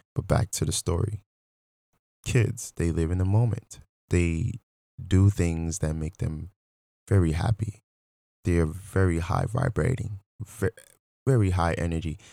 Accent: Nigeria; moved away; I'm originally from Nigeria

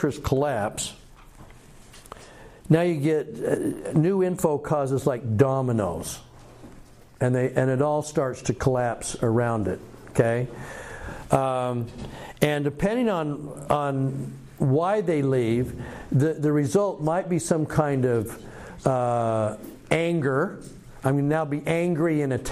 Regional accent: Utah, United States; I grew up in Utah, and here's what the church looked like, meaning this is what my ward looked like

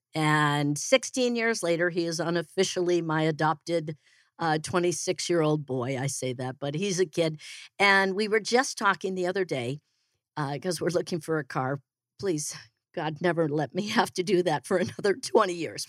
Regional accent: Naperville, Illinois, United States; moved away as an adult; also born or lived in Denver, Colorado; now in Phoenix, United States; I am originally from Chicago. I like to say I'm from Chicago. It just sounds really cool. Uh, I'm actually from Naperville.

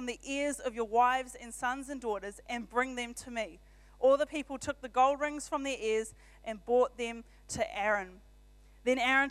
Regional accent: Auckland, New Zealand; now in Rotorua, New Zealand; I'm from Auckland originally.

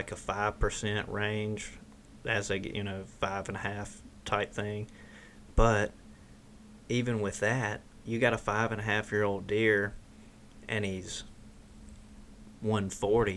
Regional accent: Mississippi, United States; in the South, we're from Mississippi.

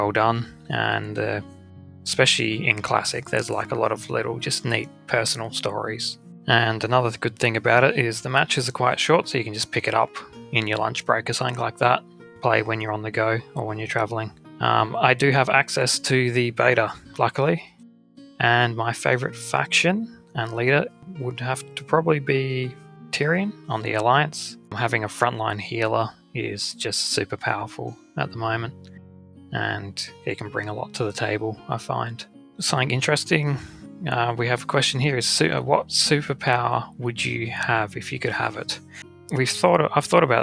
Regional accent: Australia; I'm Australian and living in Australia. Have been here my whole life

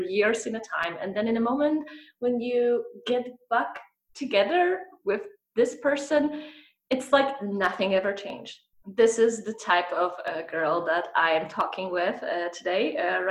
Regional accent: Poland; moved away as an adult; also born or lived in Scandinavia; we're both from Poland

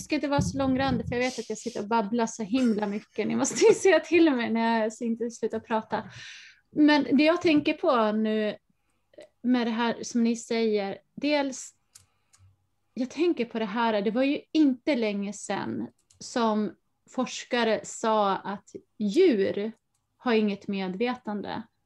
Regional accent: Falun, Dalarna County, Sweden; Jag är uppvuxen i Dalarna i Falun visserligen, som är ju en stad

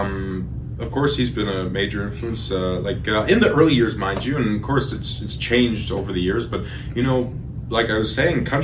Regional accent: Edmonton, Alberta, Canada; also born or lived in Sucker Creek First Nation; I grew up here in Edmonton, you know, I've lived most of my life here, but, you know, I'm originally from Sucker Creek First Nation

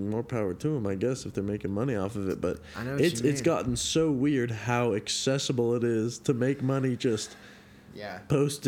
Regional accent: Carmichael, California, United States; moved away as an adult; now in Chico, United States; I grew up in Sacramento in this place called Carmichael

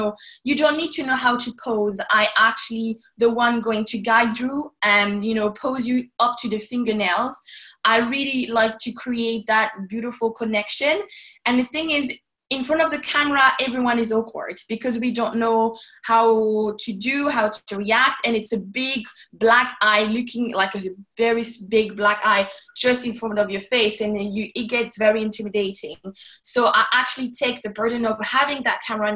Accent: Paris, Île-de-France, France; moved away as an adult; now in Ireland; I'm actually from Paris myself. I was born and raised in Paris up until I actually moved away

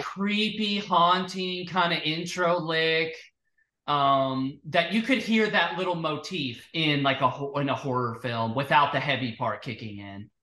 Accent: Florida, United States; where I grew up in Florida

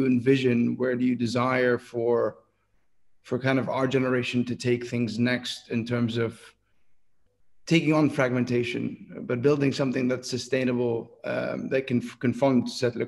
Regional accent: West Bank, Palestine; also born or lived in Jerusalem; we're roughly part of the same generation, you and I, and I'm from the West Bank, but I was, you know, I went to school in Jerusalem

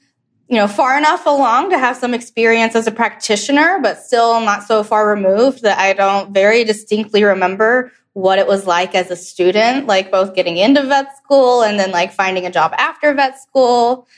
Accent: Birmingham, Alabama, United States; also born or lived in Atlanta, Georgia; I was born in Atlanta, Georgia, but grew up mostly in Birmingham, Alabama. That's where most of my family is from.

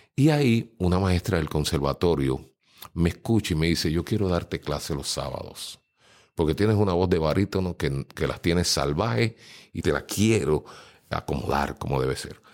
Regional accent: San Juan, Puerto Rico; now in Dorado, Puerto Rico; nací en Puerta de Tierra, San Juan, detrás del Capitolio. Ahí viví unos años sumamente felices con mi abuelo, mi abuela, mi madre y mi tía

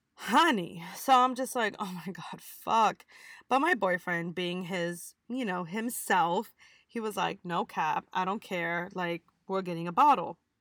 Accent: United States; we're American

